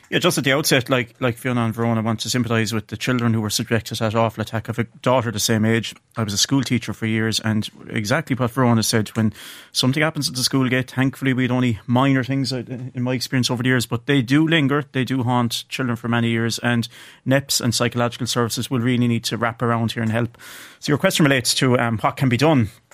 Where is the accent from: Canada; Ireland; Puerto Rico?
Ireland; County Clare, Munster; I'm from County Clare